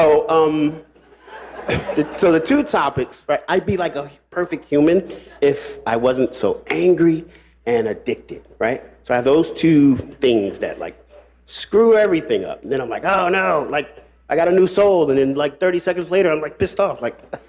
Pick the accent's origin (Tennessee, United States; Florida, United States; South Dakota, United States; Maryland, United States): Maryland, United States; Silver Spring; I'm from Maryland. Silver Spring, Maryland.